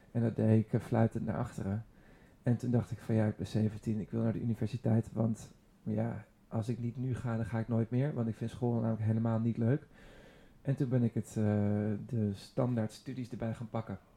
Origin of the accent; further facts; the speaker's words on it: Hilversum, North Holland, Netherlands; ik ben opgegroeid in Hilversum